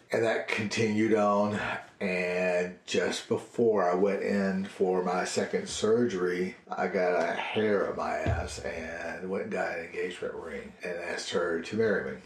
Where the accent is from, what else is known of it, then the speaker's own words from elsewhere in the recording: Tiptonville, Tennessee, United States; moved away as an adult; also born or lived in Memphis; Tiptonville was just my hometown